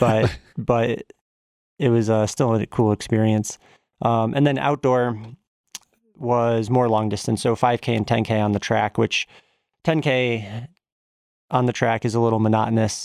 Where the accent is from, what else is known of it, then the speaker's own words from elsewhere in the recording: Simsbury, Connecticut, United States; also born or lived in Massachusetts; I was born in Massachusetts and then moved to Connecticut at around the age of, like, two and a half or so. Grew up there